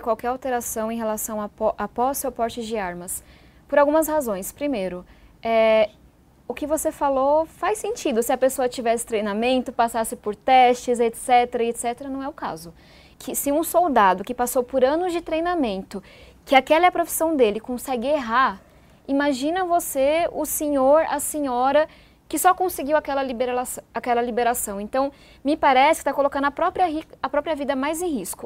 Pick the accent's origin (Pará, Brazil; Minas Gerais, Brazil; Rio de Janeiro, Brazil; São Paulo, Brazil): São Paulo, Brazil; Eu venho da periferia de São Paulo